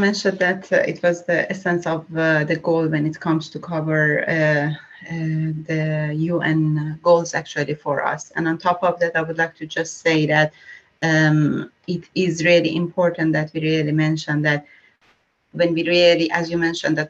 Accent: Iran; For example, I'm from Iran

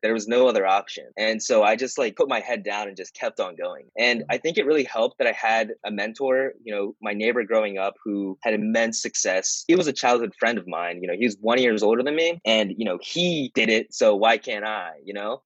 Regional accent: suburbs of Philadelphia, Pennsylvania, United States; also born or lived in Japan; I was born in Japan. Uh, when I was four years old, I moved to the suburbs of Philadelphia. Yeah, I've been living here since then

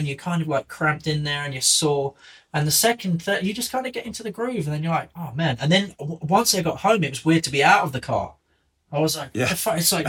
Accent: England, United Kingdom; accent: English; I've got an English accent

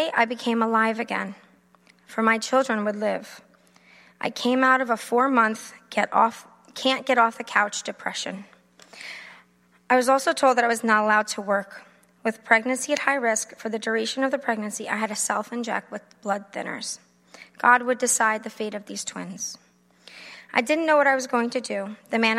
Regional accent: Long Island, New York, United States; I am from Long Island. Try not to talk like it.

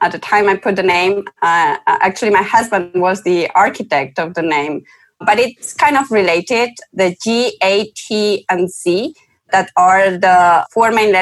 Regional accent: Spain; I was born in Spain, where I went to a German school, so I grew up in between two different cultures.

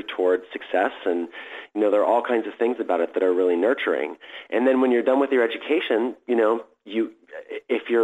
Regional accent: San Francisco, California, United States; I grew up in San Francisco at a really wonderful time in the 1970s

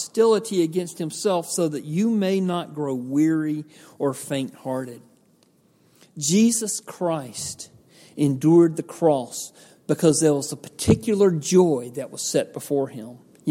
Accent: Georgia, United States; I grew up in Georgia out in the country

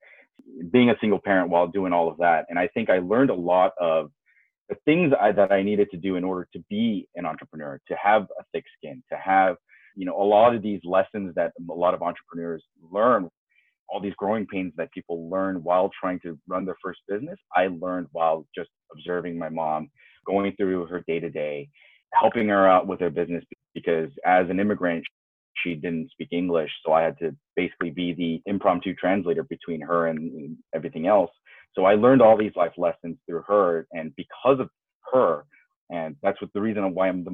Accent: Los Angeles, California, United States; moved away as an adult; now in Tokyo, Japan; I'm originally from Los Angeles, a Korean-American, but now I live in Tokyo, Japan

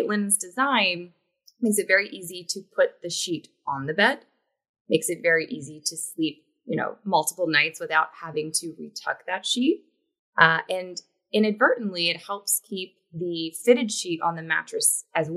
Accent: West Virginia, United States; moved away as an adult; also born or lived in Hong Kong; now in New York City, United States; I am originally from West Virginia, which is a southern state

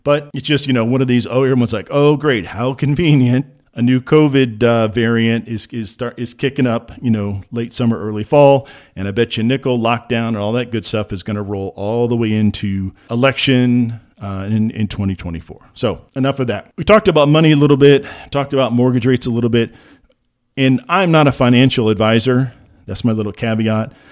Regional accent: Midwest, United States; I grew up in the Midwest

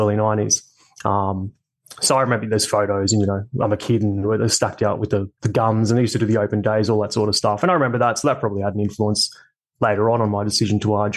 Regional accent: Coffs Harbour, New South Wales, Australia; also born or lived in Sydney; I was born in Sydney originally. I moved to Coffs Harbour, so always in New South Wales

